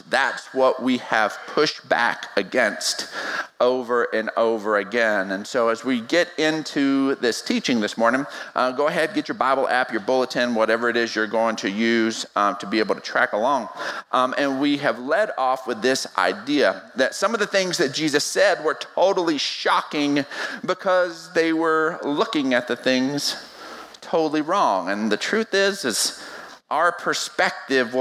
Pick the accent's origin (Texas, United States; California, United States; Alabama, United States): Texas, United States; West; I was born and raised in West Texas